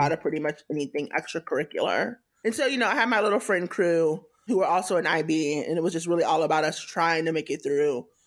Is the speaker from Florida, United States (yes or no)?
yes; Tallahassee, Florida, United States; moved away as an adult; also born or lived in Atlanta / Kansas City / Boston; now in San Francisco, United States; I grew up in Tallahassee, Florida, which is in North Florida, the Panhandle.